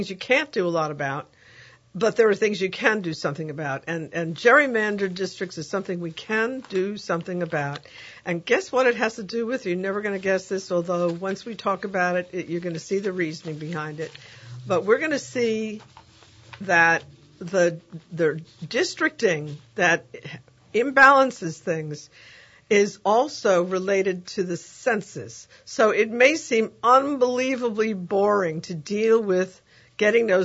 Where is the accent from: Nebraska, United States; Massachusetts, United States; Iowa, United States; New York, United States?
New York, United States; now in New Orleans, United States; my hometown of New York